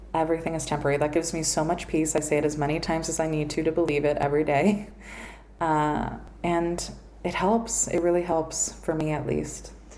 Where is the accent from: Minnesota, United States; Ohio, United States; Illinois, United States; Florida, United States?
Florida, United States; Miami; I grew up here in Miami